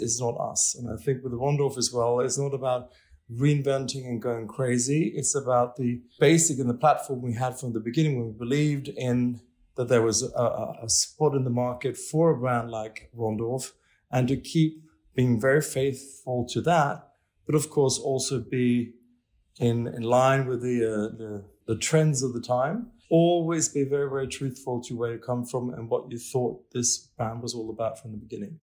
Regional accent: Stockholm, Stockholm County, Sweden; now in Paris, France; I'm from Stockholm

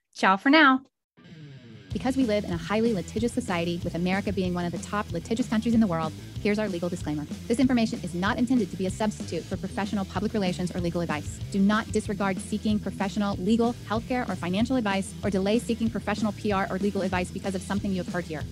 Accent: the South, United States; I'm from the South

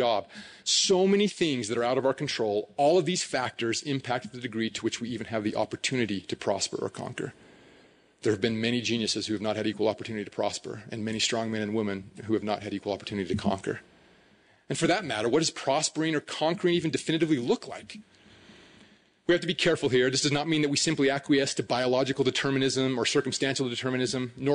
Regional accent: Hooper, Utah, United States; I grew up in Hooper

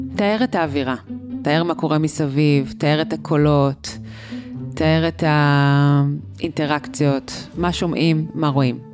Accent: Israel; אנחנו כישראלים

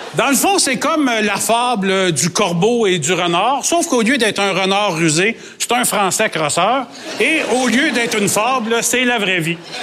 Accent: France; born or raised there; accent: French; now in Quebec, Canada

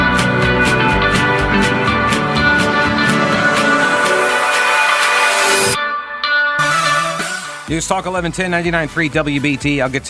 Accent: Long Island, New York, United States; I grew up in New York, but it was Long Island

